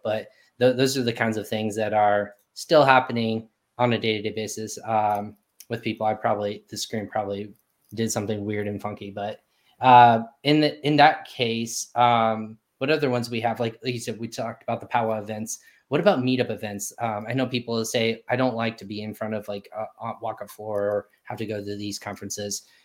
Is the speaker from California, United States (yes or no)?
no; Texas, United States; I was born in Texas, so I have Texas running through my veins